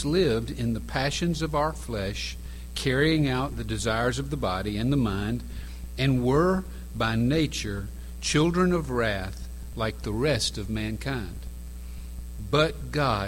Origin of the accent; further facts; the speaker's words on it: Macon, Georgia, United States; from Macon, Georgia, and I run a daycare for teenagers